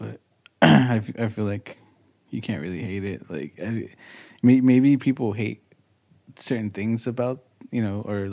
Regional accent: Los Angeles, California, United States; I was born in East L.A., but I was raised in, like, Northeast L.A., which is, like, Highland Park, California

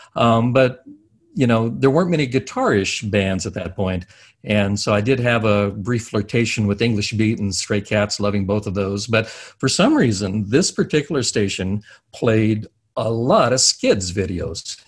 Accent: United States; also born or lived in Annapolis, Maryland; I'm an American. I live uh, in, close by Washington D.C um, basically on the Maryland side of DC

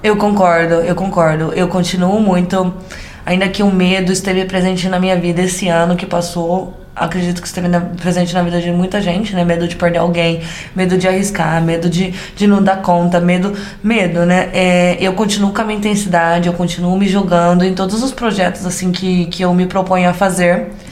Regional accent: interior of São Paulo, Brazil; accent: caipira

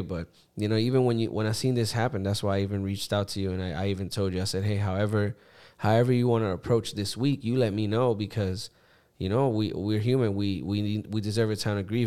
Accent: Puerto Rico; growing up in Puerto Rico, you know, my parents worked, so I grew up with my grandparents.

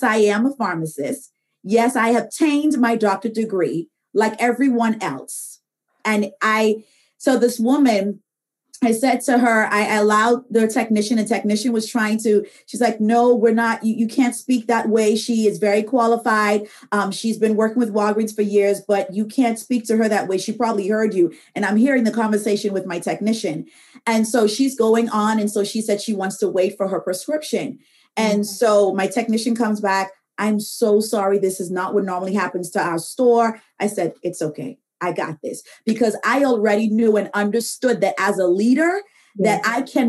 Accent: Bahamas; moved away as an adult; now in United States; I'm originally from the Bahamas.

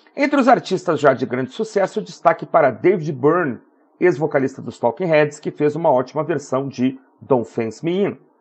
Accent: Porto Alegre, Rio Grande do Sul, Brazil; a minha terra natal, Porto Alegre

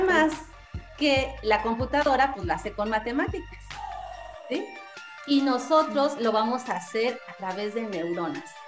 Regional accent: Mexico City, Mexico; soy de aquí de la Ciudad de México

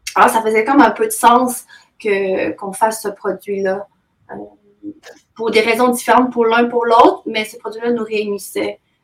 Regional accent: Quebec, Canada; also born or lived in China / Montreal, Canada; je suis d'origine chinoise, mais j'ai été adoptée par des parents québécois euh, vers l'âge de 5 ans

